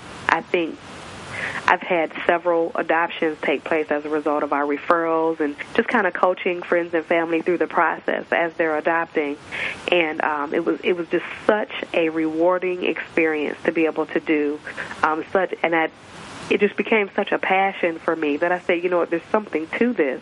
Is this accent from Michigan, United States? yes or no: yes; Michigan, United States; I am born and raised in Michigan.